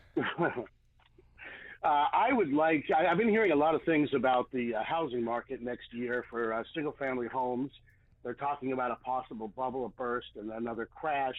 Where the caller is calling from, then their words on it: Clovis, California, United States; I am calling from Clovis, outside of Fresno.